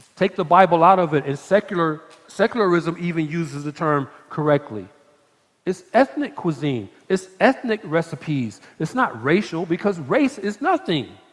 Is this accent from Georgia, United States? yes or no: yes; Atlanta, Georgia, United States; now in Texas, United States; I'm from Atlanta